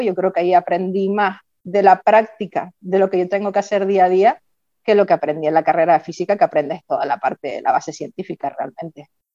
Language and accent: Spanish; Tacoronte, Canary Islands, Spain; yo soy de Tacoronte, soy de campo